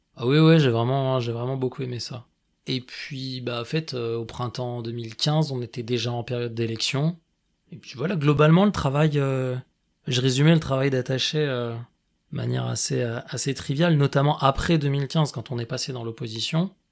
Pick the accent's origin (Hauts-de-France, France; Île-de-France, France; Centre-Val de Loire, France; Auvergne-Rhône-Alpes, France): Auvergne-Rhône-Alpes, France; Grenoble; J'ai grandi à Grenoble.